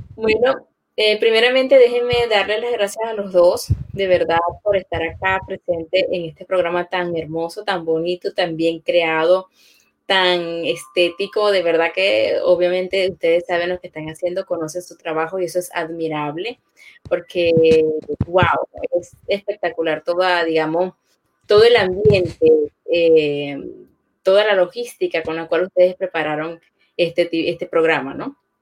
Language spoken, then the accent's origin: Spanish; Venezuela; moved away as an adult; now in Orlando, United States; Ingeniero químico era mi profesión en Venezuela